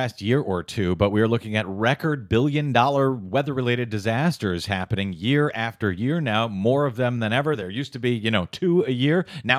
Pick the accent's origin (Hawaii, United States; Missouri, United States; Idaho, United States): Missouri, United States; My home state of Missouri?